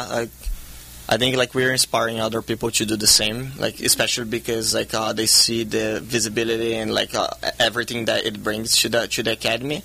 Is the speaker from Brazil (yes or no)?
yes; Brazil; now in California, United States; I grew up in Brazil.